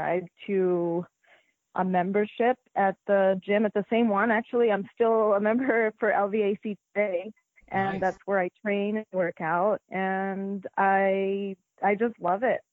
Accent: Las Vegas, Nevada, United States; also born or lived in Philippines; Las Vegas is my home. I was born here, born and raised in Las Vegas

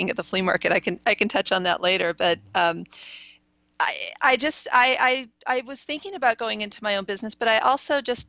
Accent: East Bay, San Francisco Bay Area, California, United States; I grew up in the East Bay. My mom was born and raised in Oakland. My parents lived in San Francisco at the beginning of their marriage, so I'm a Bay Area native.

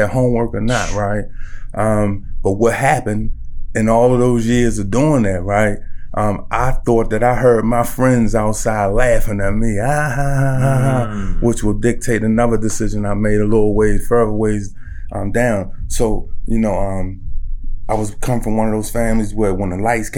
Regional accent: Baltimore, Maryland, United States; I'm from Baltimore City, West Baltimore. Nice. Born and raised.

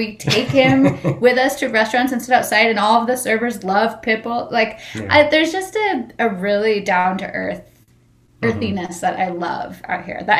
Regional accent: Northern California, United States; moved away as an adult; now in Las Vegas, United States; We're both from Northern California.

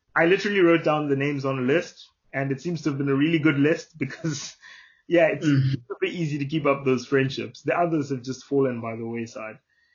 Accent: South Africa; now in Oxford, United Kingdom; So I think particularly growing up in South Africa, sometimes we develop a sense of like toxic masculinity

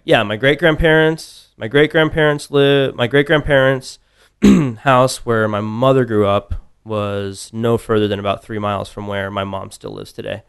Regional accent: Tucson, Arizona, United States; moved away as an adult; now in Austin, United States; grew up in Tucson. I was there all through college

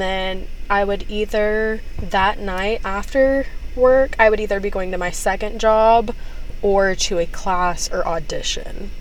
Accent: Texas, United States; moved away as an adult; now in Los Angeles, United States; being from Texas

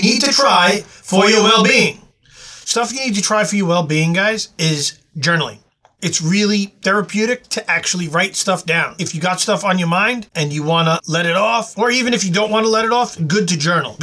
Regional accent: New York City, New York, United States; when I was growing up in Queens with my homies

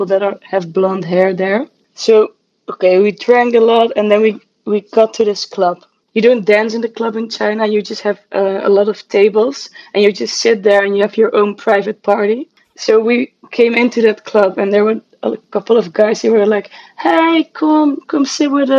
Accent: Netherlands; also born or lived in Amsterdam; I'm from the Netherlands and I live in Amsterdam

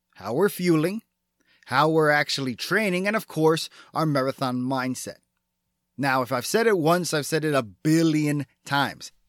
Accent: Texas, United States; my being a Texan

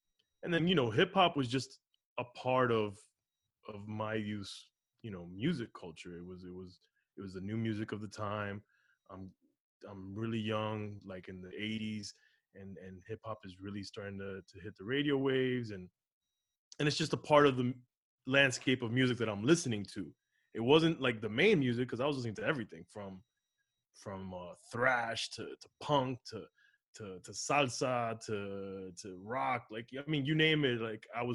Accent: Miami, Florida, United States; also born or lived in Los Angeles; I was raised in Miami.

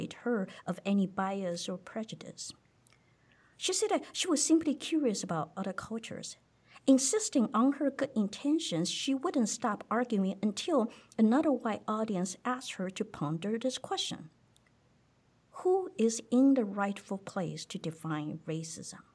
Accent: Taiwan; English is a second language; moved away as an adult; now in United States; I was from Taiwan

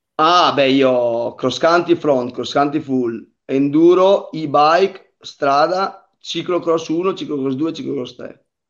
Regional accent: Pergine Valsugana, Trentino-Alto Adige, Italy; la gara del mio paese che fa parte dello stesso circuito, l'Italian Bike Up, che è qua a Pergine

